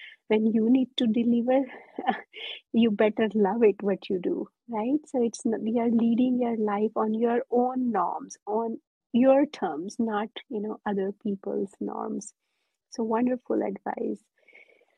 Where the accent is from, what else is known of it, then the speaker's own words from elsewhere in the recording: India; now in United States; I'm born and raised in India